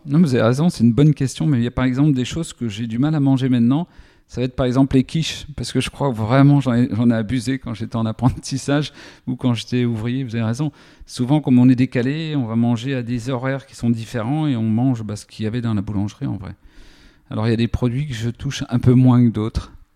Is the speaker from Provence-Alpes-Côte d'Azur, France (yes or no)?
no; Lure, Bourgogne-Franche-Comté, France; J'ai grandi à Lure, donc entre Vesoul et Belfort dans la Haute-Saône